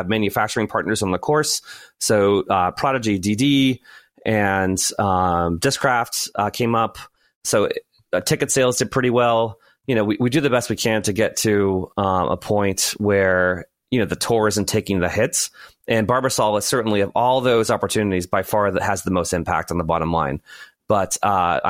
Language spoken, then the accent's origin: English; New England, United States; I'm from New England, and some people call me masshole